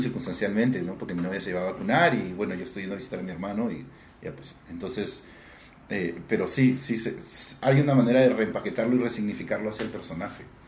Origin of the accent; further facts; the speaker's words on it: Peru; yo soy peruano